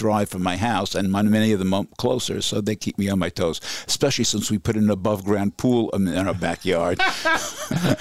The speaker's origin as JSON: {"language": "English", "town": "New York City", "region": "New York", "country": "United States", "tie": "born or raised there", "moved": "as an adult", "lives_now": "Efrat, Israel", "said": "I grew up in Borough Park"}